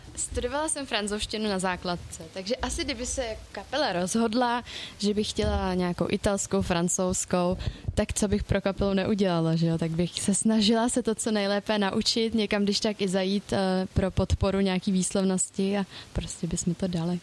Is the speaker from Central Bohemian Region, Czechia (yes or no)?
yes; Mělník, Central Bohemian Region, Czechia; já teda jsem z Mělníka